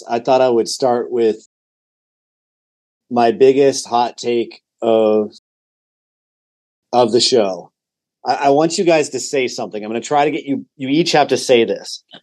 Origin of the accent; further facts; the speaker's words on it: Denver, Colorado, United States; now in Rapid City, United States; I'm originally from Colorado, live in South Dakota.